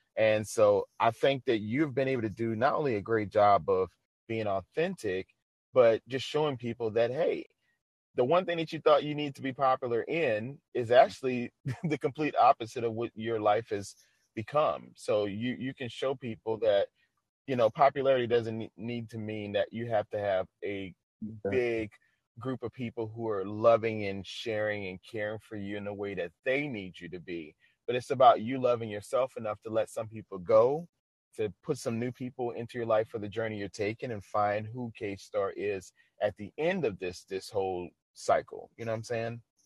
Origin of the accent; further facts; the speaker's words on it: the South, United States; I'm from the South